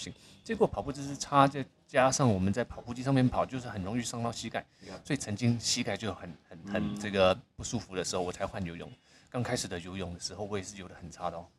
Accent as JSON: {"language": "Chinese", "country": "Singapore", "tie": "born or raised there", "said": "因为 … 小时候在新加坡出生长大，那我们那个地方因为很多马来同学、印度同学、很多外国同学"}